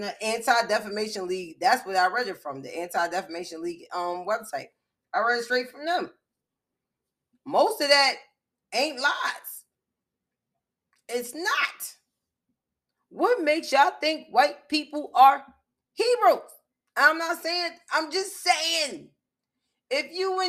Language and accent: English; Lowcountry, United States; I'm wild American. Super black. I'm Geechee.